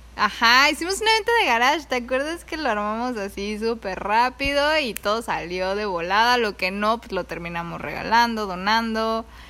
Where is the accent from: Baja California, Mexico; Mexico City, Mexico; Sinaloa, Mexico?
Mexico City, Mexico; moved away as an adult; now in Oahu, United States; yo crecí en, en la ciudad, yo viví ahí toda mi vida.